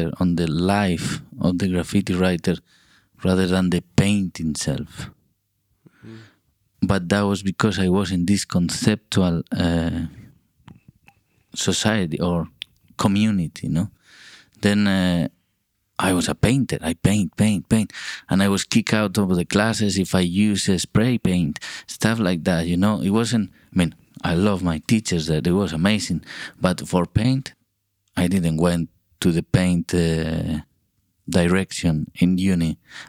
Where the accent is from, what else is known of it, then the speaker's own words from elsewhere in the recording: Burgos, Castile and León, Spain; English is a second language; also born or lived in Vitoria / Madrid / Santander; I live in kind of different cities because of where I was born is in Burgos, is in the middle north part of Spain. And at that time, for the work of my father, we traveled to different cities. So I live also in Vitoria, Madrid, and Santander.